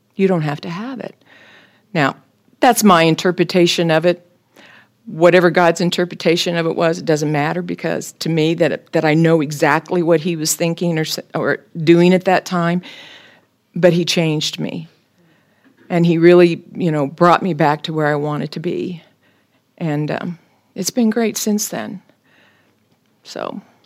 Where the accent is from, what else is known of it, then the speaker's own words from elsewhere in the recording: Topeka, Kansas, United States; I was born and raised in Topeka